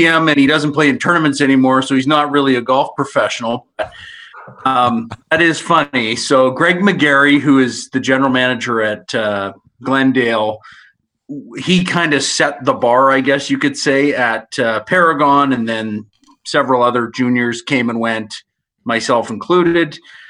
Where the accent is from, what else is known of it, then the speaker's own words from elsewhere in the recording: Nova Scotia, Canada; now in Alberta, Canada; I grew up in Nova Scotia, so we didn't really have the luxury of what we have in Alberta. And I didn't even know what a private course was until I moved to Alberta